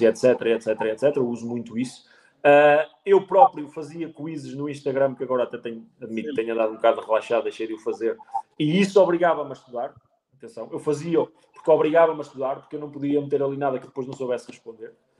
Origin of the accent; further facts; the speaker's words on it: Penacova, Centro, Portugal; eu sou de Penacova, que é literalmente ao lado